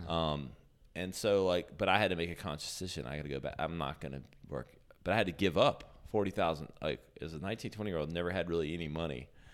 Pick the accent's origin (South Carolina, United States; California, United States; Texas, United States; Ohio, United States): South Carolina, United States; Greenville; also born or lived in New York; I'm from Greenville, born and raised